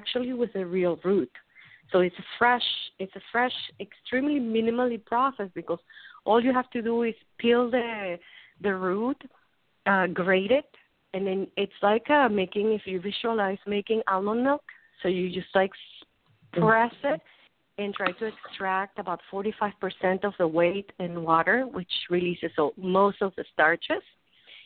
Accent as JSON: {"language": "English", "country": "Venezuela", "tie": "born or raised there", "also_born_or_lived": "New York", "moved": "as an adult", "lives_now": "United States", "said": "I'm from Venezuela originally"}